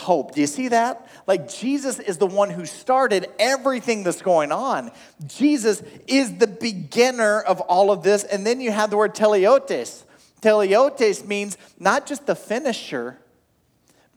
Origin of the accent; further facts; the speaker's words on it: Oklahoma, United States; I grew up in Oklahoma